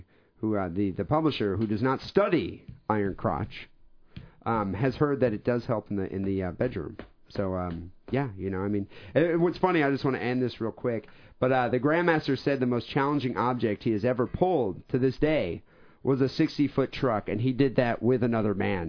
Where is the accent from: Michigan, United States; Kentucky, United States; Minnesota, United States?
Michigan, United States; now in San Francisco, United States; we're originally from Michigan